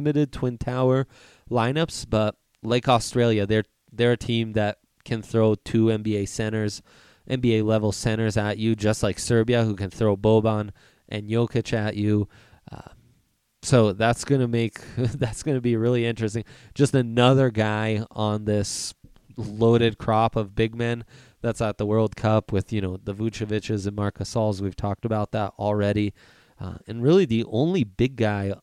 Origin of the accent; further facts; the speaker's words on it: Italy; moved away; I was raised in Italy and am fluent in Italian